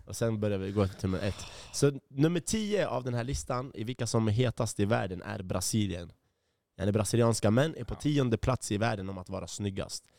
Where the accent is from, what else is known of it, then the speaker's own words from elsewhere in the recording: Iraq; now in Sweden; jag är från Irak.